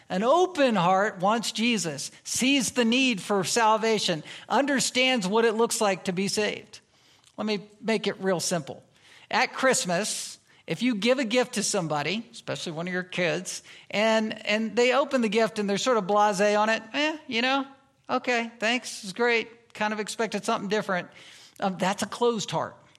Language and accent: English; Virginia, United States; moved away as an adult; now in Anchorage, United States; I was raised in the South. I was raised in Virginia